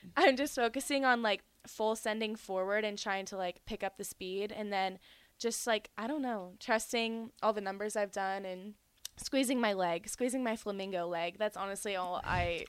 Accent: Charlotte, North Carolina, United States; also born or lived in Georgia; I was born in Georgia, and I lived there till I was about five, and then um, we just moved to North Carolina, so that's pretty much where I have all my memories

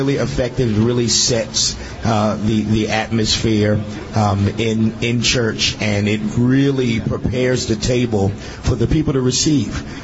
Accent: New York City, New York, United States; growing up in Brooklyn, I grew up in the crack era

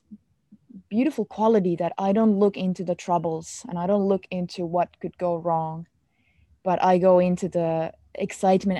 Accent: Finland; English is a second language; I am from Finland, we grew up with this concept of Sisu

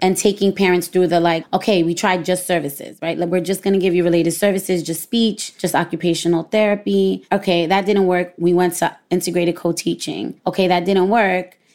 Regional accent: New York City, New York, United States

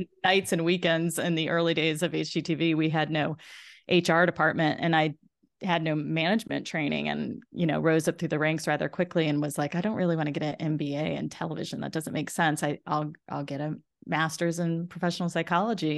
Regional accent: South Florida, United States; moved away as an adult; also born or lived in Indiana; I grew up in South Florida

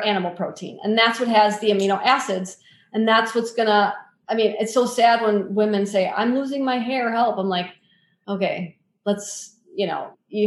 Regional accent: Wisconsin, United States; I grew up in Wisconsin. I live in Wisconsin

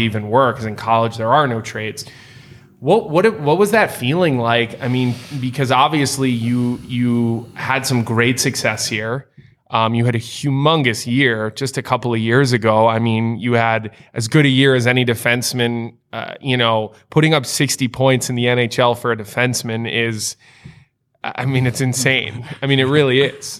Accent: United States; being an American player

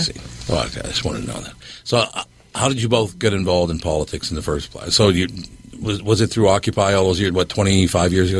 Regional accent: Minneapolis, Minnesota, United States; also born or lived in Long Prairie, Minnesota; when I grew up in North Minneapolis, my mother raised us

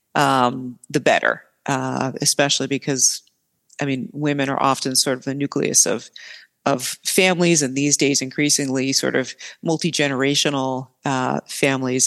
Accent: northern New Jersey, United States; moved away as an adult; also born or lived in Pennsylvania / Baltimore, Maryland / Boston, Massachusetts; now in Milwaukee, United States; I'm originally from New Jersey, northern New Jersey, outside of New York City

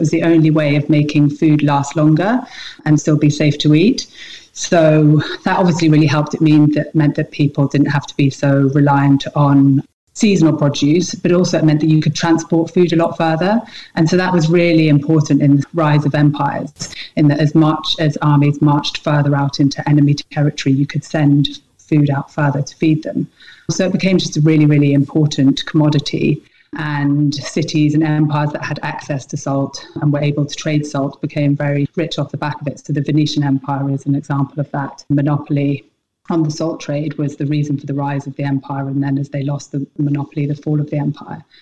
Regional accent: Scotland, United Kingdom; also born or lived in England / Nepal / Canada / Suffolk; spent most of my childhood growing up in Scotland, but I was born down in England. We lived all over. I lived in Nepal for 5 years.

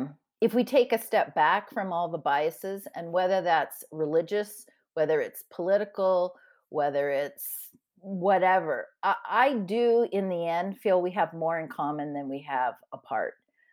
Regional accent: San Diego, California, United States; when Becca talked about the border situation, I grew up right in San Diego.

